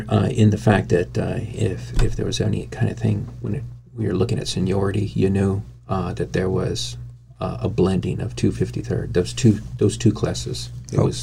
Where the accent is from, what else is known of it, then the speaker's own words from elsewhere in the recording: El Paso, Texas, United States; but growing up in El Paso, going to school there, a lot of friends there.